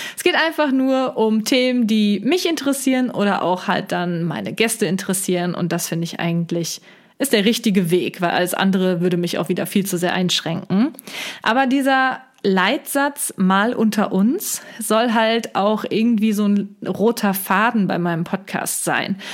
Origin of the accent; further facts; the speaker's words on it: near Cologne, North Rhine-Westphalia, Germany; komme ich aus der Nähe von Köln